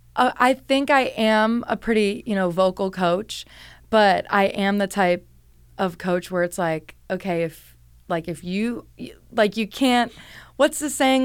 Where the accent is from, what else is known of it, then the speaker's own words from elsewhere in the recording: Cleveland, Ohio, United States; moved away as an adult; also born or lived in Pittsburgh; I'm from Cleveland, Ohio